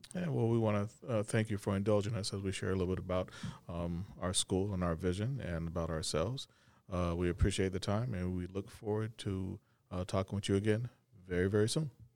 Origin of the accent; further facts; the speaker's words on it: Arkansas, United States; now in Plattsburgh, United States; originally from Arkansas